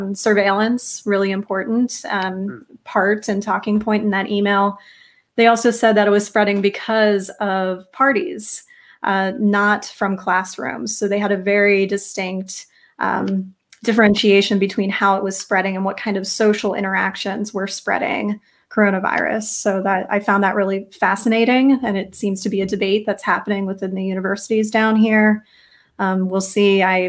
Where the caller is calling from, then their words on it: Raleigh, North Carolina, United States; Yeah, I'm calling in from Raleigh, North Carolina, and it's constantly fluctuating here.